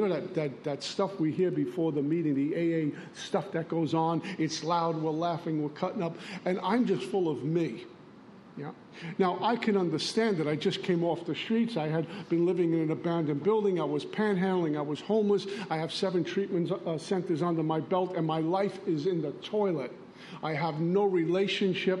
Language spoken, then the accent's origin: English; New York City, New York, United States; accent: Brooklyn; moved away as an adult; also born or lived in Long Island, New York / Minnesota; You can tell I'm from Brooklyn and not from Oklahoma, by the way I speak.